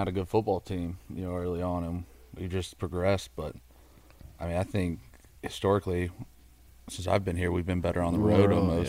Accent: Fulton County, Georgia, United States; Georgia, born and raised.

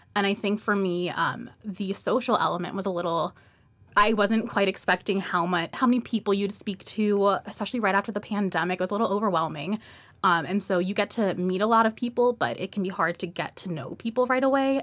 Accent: Atlanta, Georgia, United States; moved away; also born or lived in Miami; I was born in Miami, grew up in Atlanta

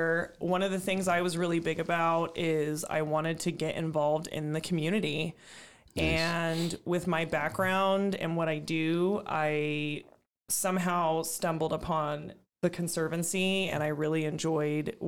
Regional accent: Bakersfield, California, United States; also born or lived in Lancaster, California / Palmdale, California / Santa Cruz, California; now in Kernville, United States; I was born in Bakersfield, California

